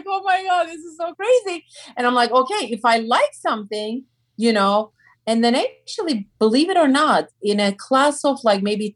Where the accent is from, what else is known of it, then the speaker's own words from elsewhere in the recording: Turkey; English is a second language; now in United States; I'm from Turkey